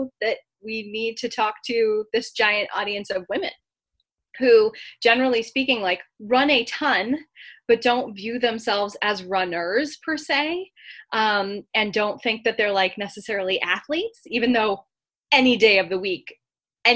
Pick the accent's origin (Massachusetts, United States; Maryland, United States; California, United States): Massachusetts, United States; my home state of Massachusetts